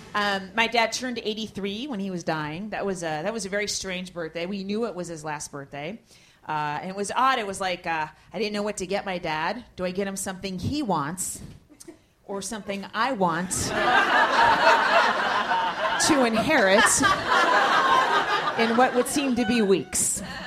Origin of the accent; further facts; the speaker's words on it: Bay Area, California, United States; also born or lived in New York; I'm from the Bay Area